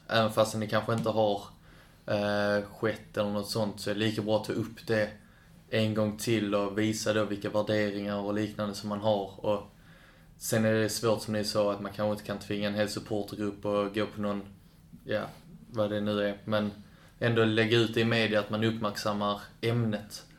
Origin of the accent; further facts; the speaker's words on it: Kävlinge, Skåne, Sweden; also born or lived in Lund; I Kävlinge. Eller i Lund då på BB, men jag är uppvuxen i Kävlinge